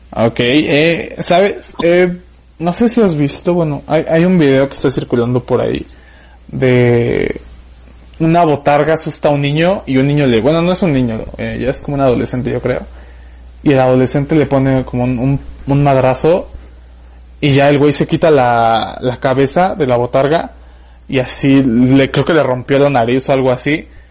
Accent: Mexico City, Mexico; moved away as an adult; also born or lived in Pachuca, Hidalgo; yo soy de la Ciudad de México

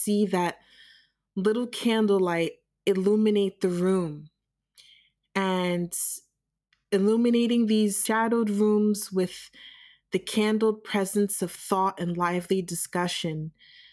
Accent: United States; moved away as an adult; also born or lived in New York City; now in Germany; I am a Nigerian American born and raised in the United States

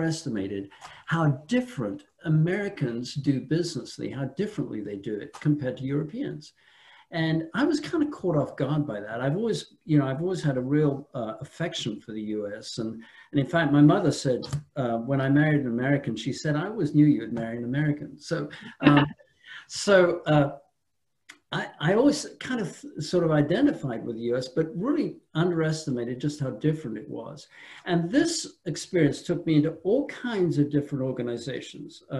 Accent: England, United Kingdom; also born or lived in France; now in United States; I'm from England originally, lived a long time in France, came from France.

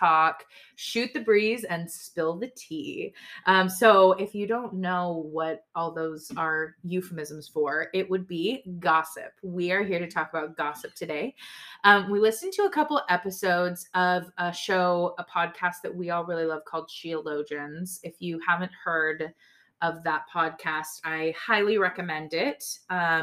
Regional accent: United States; we are both American. We are the minorities in our church.

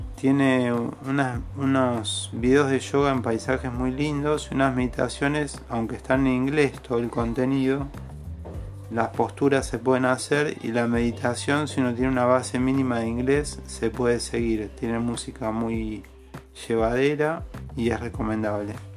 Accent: Argentina; Acá somos Argentina.

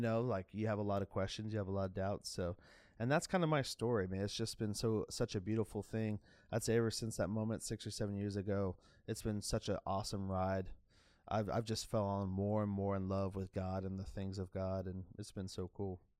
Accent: Jacksonville, Florida, United States; I grew up in Jacksonville, Florida.

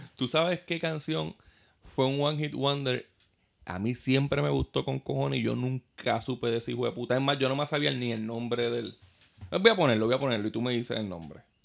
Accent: Puerto Rico; nosotros como puertorriqueños

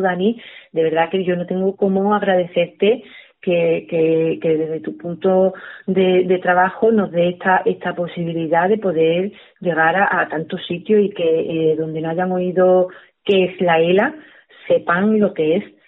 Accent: Torredonjimeno, Andalusia, Spain; la radio de mi pueblo

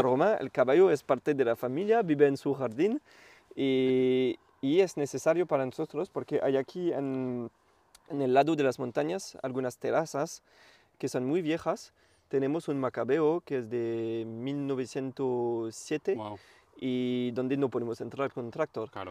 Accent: Champagne, Grand Est, France; first language French; Spanish is a second language; now in Vingrau, France; soy del norte de Francia, de la región Champagne

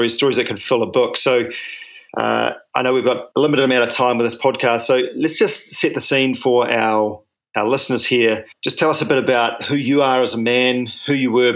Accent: New Zealand; I'm a paraplegic from New Zealand

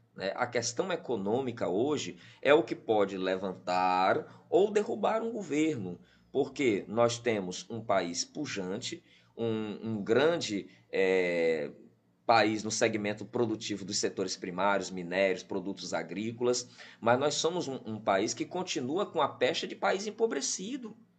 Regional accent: Piauí, Brazil; eu tive como piauiense nato

